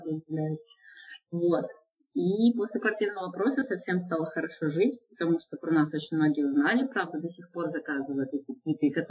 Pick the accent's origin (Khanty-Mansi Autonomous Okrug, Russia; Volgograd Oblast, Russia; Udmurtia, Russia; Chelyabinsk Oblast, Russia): Udmurtia, Russia; Izhevsk; born there; Ну, вообще я иллюстратор, и еще я расписываю стены. Э, вообще я родилась в Ижевске.